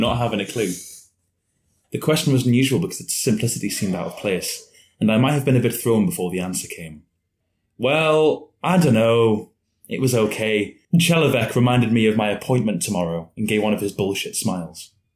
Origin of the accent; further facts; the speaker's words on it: Newcastle upon Tyne, North East England, United Kingdom; I am from Newcastle